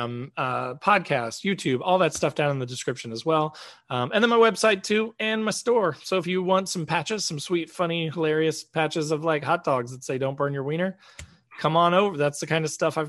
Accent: Indiana, United States; I'm from Indiana

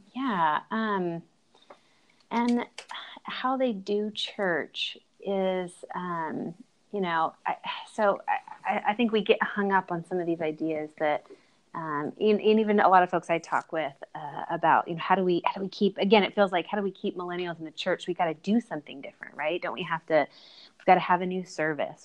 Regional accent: Bakersfield, California, United States; moved away as an adult; also born or lived in Kansas / Chicago, Illinois; now in Nashville, United States; Bakersfield is my hometown

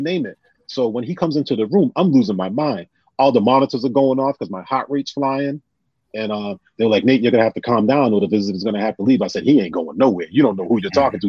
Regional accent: New Bedford, Massachusetts, United States; I'm from New Bedford

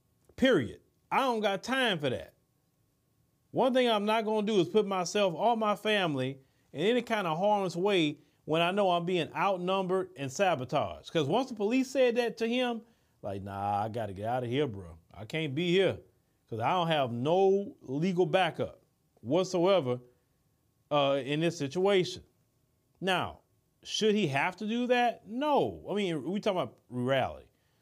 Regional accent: Port Arthur, Texas, United States; I'm from Port Arthur. And yes, they got a lot of black people in Port Arthur and Beaumont.

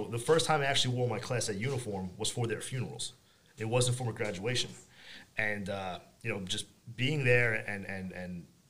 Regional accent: Long Island, New York, United States; I'm from Long Island.

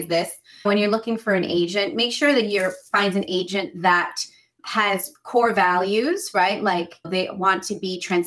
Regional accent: United States; I come from immigrant parents. They immigrated from South America. And so I'm an American

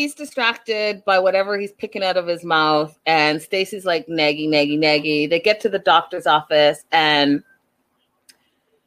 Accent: Canada; I'm from Canada

